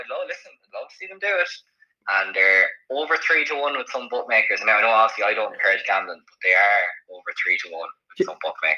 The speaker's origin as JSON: {"language": "English", "country": "Ireland", "said": "As an Irish person"}